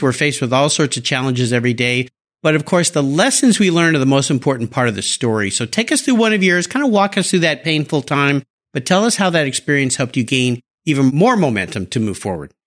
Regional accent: Southern California, United States; also born or lived in San Diego / Los Angeles; now in Seattle area, United States; I live in a small town outside of Seattle, but I grew up in Southern California, San Diego, L

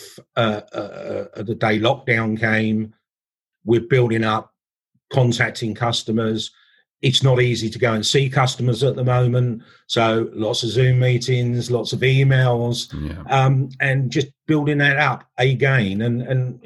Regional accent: England, United Kingdom; I'm English

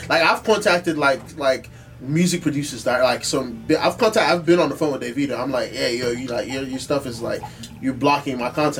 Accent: Nigeria; You know, I'm from Nigeria.

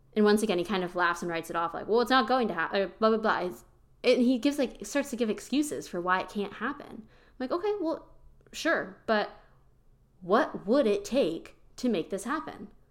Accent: Pennsylvania, United States; moved away as an adult; now in Austin, United States; I'm originally from Pennsylvania. I now live in Austin, Texas.

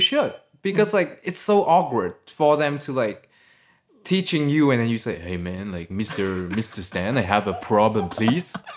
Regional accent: Vietnam; English is a second language; moved away as an adult; also born or lived in Sydney, Australia

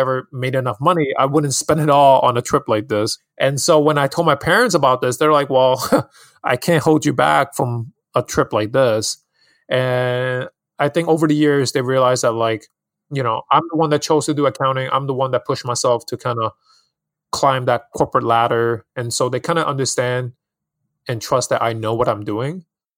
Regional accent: New York City, New York, United States; also born or lived in Hong Kong; Yeah, so I'm actually born and raised in Hong Kong, and I moved to New York City in Queens when I was 10. So a New Yorker here, I grew up here.

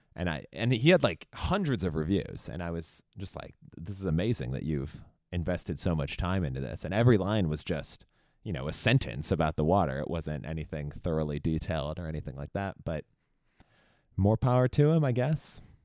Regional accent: Chicago, Illinois, United States; I grew up in Chicago area

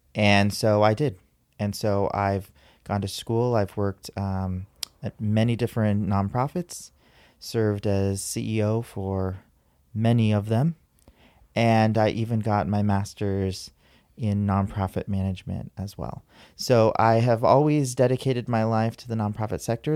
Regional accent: San Diego, California, United States; I was born and raised here in San Diego

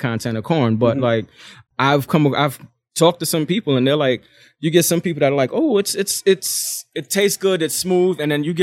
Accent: New York City, New York, United States; I'm from Queens, New York

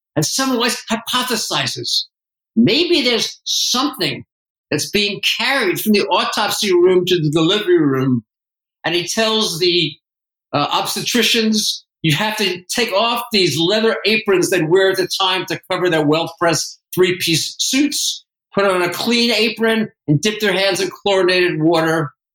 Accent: East Coast, United States; moved away as an adult; I grew up on the East Coast

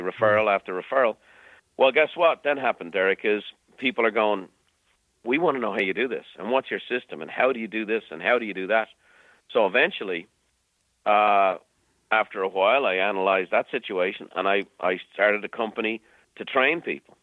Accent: Ireland; moved away as an adult; now in United States; growing up in Ireland

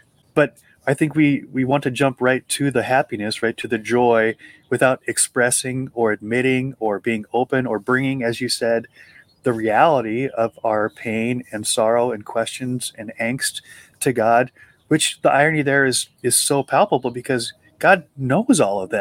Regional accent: Montana, United States; also born or lived in Butte, Montana; when I grew up in Montana, we go to Butte. Butte is the city where I was born

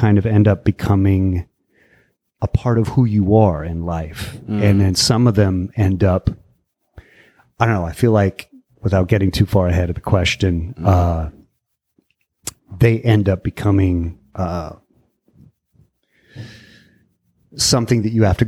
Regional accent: Martinez, California, United States; also born or lived in Walnut Creek / Concord; Born in Walnut Creek and mostly raised in Martinez.

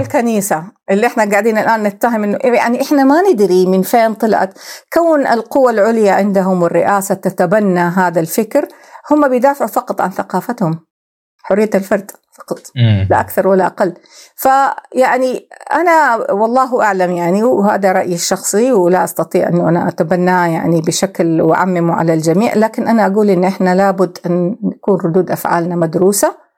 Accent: Saudi Arabia; احنا كدوله سعوديه

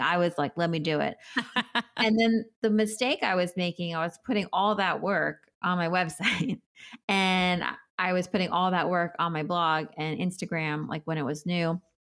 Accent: New York City, New York, United States; I am a New Yorker. I grew up in New York

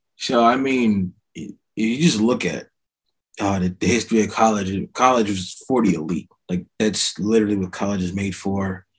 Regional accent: Voorhees, New Jersey, United States; also born or lived in Maryland / Lawnside, New Jersey; I'm from small town New Jersey called Voorhees, uh, in another small town called Lawnside. I was born in Maryland

